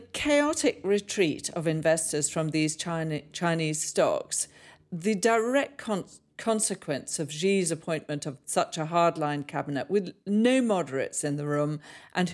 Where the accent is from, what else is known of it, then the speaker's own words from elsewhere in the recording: Zambia; now in United Kingdom; growing up in Zambia